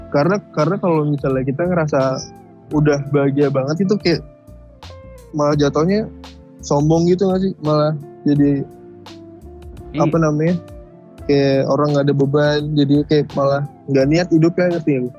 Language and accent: Indonesian; Java, Indonesia; Gua kan orang Jawa